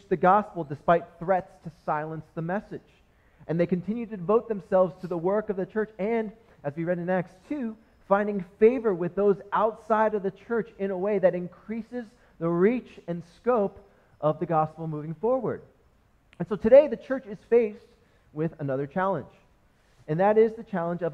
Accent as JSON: {"language": "English", "country": "United States", "tie": "born or raised there", "first_language": "English", "said": "I was born in America and was raised and just only speak English"}